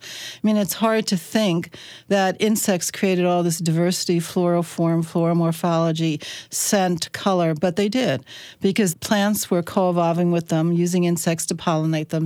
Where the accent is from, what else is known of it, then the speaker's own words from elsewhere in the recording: Chesapeake Bay of Maryland, United States; moved away as an adult; now in Minnesota, United States; I come from the Chesapeake Bay of Maryland